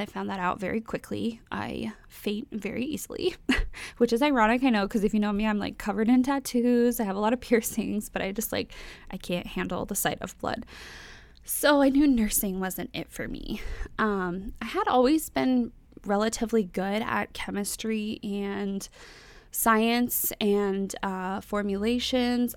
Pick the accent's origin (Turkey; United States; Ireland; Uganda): United States; North Texas; moved away as an adult; now in Florida, United States; I was, I was born and raised in Texas, and, um, that's where I grew up